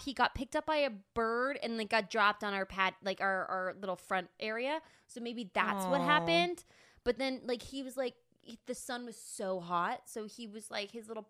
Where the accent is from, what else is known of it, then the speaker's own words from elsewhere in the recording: Apple Valley, United States; I grew up in Apple Valley.